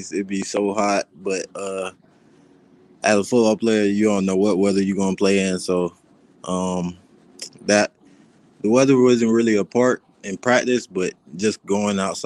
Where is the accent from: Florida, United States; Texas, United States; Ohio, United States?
Florida, United States; moved away as an adult; now in Nebraska, United States; I'm from Florida